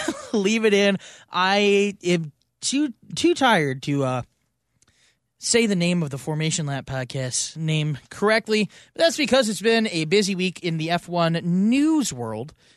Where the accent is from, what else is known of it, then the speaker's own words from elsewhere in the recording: St. Louis, Missouri, United States; we're from Saint Louis